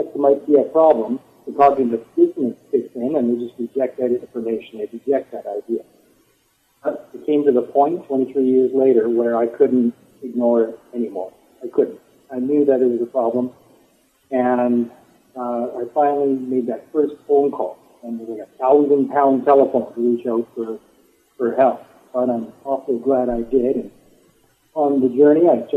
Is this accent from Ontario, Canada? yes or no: no; just east of Edmonton, Alberta, Canada; I am a Canadian. I'm from the province of Alberta. I'm living in southern Alberta now, but grew up just east of Edmonton